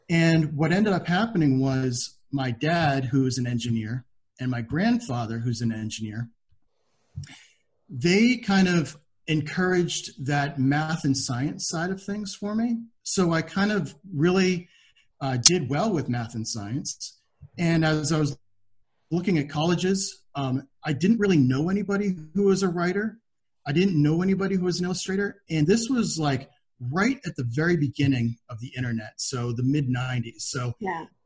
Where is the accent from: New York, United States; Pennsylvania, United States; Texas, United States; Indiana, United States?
Pennsylvania, United States; I was from Pennsylvania at the time. I had moved uh, during high school